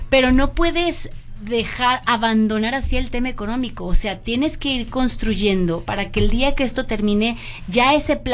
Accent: Mexico

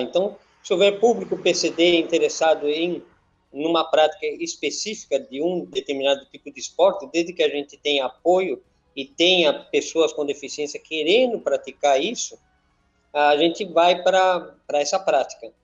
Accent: Madrid, Community of Madrid, Spain; now in Itu, Brazil; eu sou espanhol, sou de Madrid

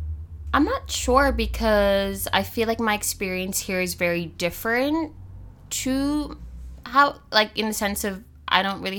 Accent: United States; also born or lived in Papua New Guinea; oh, I'm from PNG, but I grew up in the States.

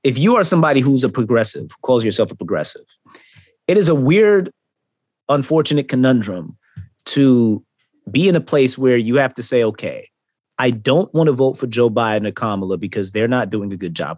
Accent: Jamaica; being Jamaican

